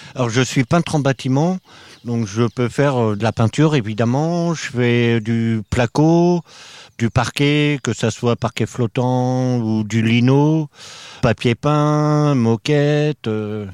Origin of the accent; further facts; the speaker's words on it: Normandy, France; moved away as an adult; also born or lived in Drôme; now in Paris, France; Alors à la base, moi je suis normand. J'ai fait partie de la DAS. J'avais deux ans. Et foyer, famille d'accueil, foyer, famille d'accueil, j'ai connu ça. J'ai toujours été en Normandie.